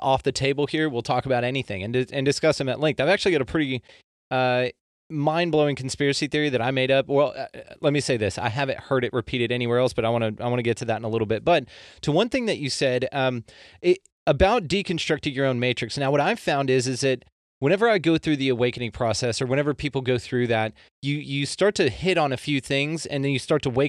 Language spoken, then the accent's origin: English; Texas, United States; I was raised Baptist in Texas here